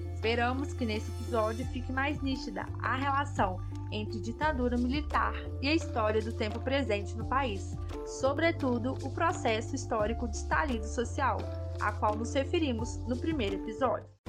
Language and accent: Portuguese; Brazil